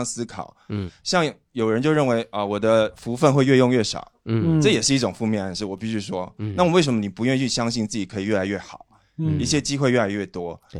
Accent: Taipei, Taiwan; also born or lived in Fujian (ancestry); 我祖籍福建，我来自台北。

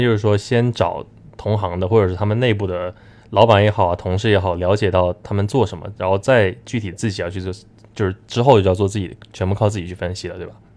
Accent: China; 我们中国人

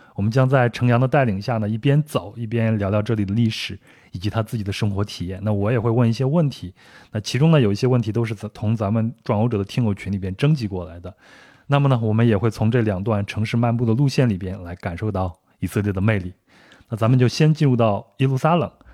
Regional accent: Kaifeng, Henan, China; 我的老家呢是在河南省，开封是河南省的一座古都，也是北宋的都城。

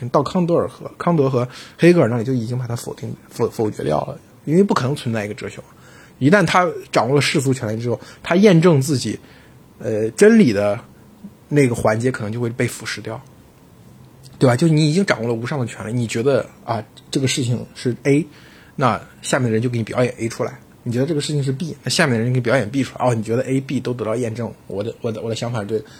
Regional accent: China; 我们中国人

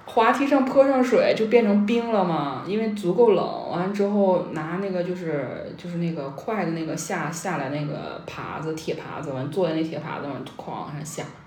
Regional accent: Northeast China, China; now in Beijing, China; 我们东北那边

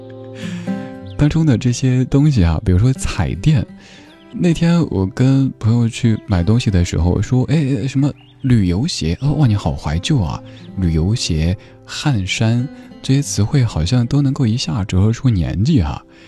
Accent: Chengdu, Sichuan, China; moved away; 我家乡成都当年被誉为超女之城

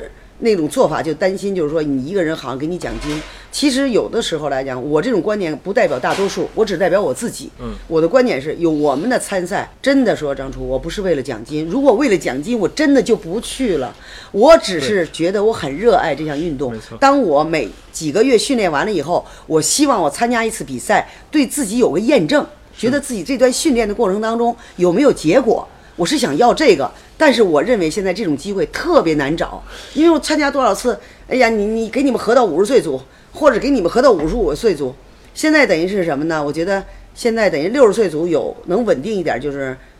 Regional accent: China; 但是呢，我们中国人的认知他就这样。

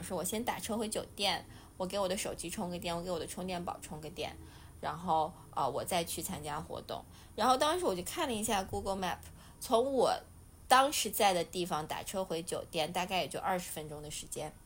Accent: China; 我们中国人

